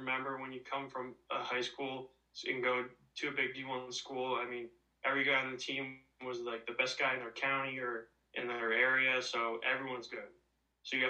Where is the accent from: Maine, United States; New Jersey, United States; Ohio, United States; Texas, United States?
New Jersey, United States; Hamilton; I'm from Hamilton, New Jersey, and I've been here my whole life, never moved